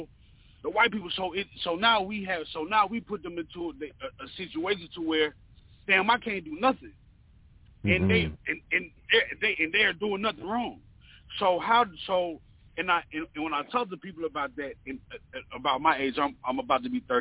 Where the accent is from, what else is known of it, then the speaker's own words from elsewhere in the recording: North Carolina, United States; also born or lived in the South; now in Atlanta, United States; I have been raised in the South. I was born in North Carolina